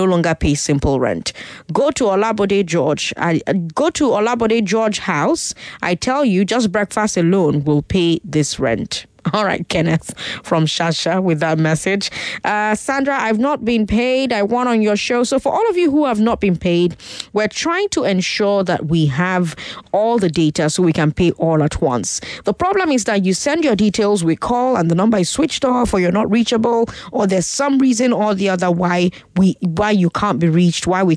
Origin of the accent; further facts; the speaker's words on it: Port Harcourt, Rivers State, Nigeria; now in Lagos, Nigeria; I grew up in Port Harcourt